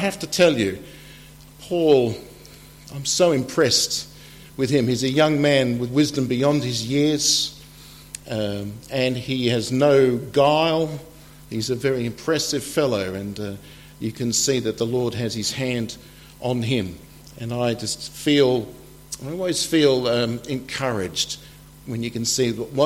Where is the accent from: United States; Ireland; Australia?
Australia; moved away as an adult; now in England, United Kingdom; I am from Australia originally, and I've been here in England for 10 years